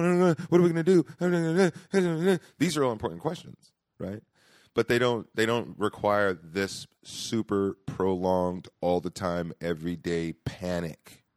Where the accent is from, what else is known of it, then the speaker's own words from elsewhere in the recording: Stockton, California, United States; also born or lived in Boston; I was adopted, and I grew up in Stockton.